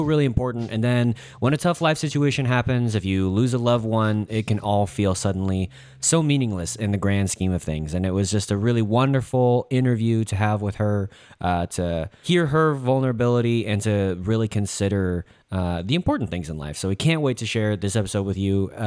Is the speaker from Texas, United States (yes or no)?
yes; Dallas, Texas, United States; I'm from Dallas